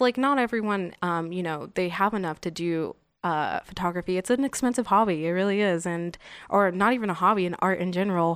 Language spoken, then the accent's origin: English; Las Vegas, Nevada, United States; born or raised there; also born or lived in San Bernardino, California